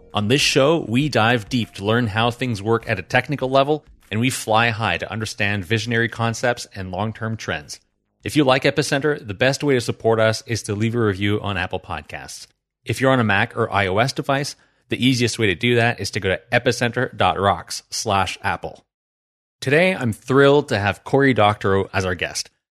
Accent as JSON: {"language": "English", "region": "New Brunswick", "country": "Canada", "tie": "born or raised there", "said": "I grew up in New Brunswick"}